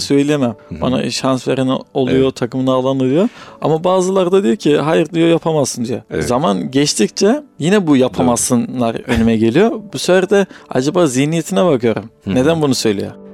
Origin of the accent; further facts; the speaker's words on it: Kırıkkale, Turkey; 1989 Kırıkkale doğumluyum.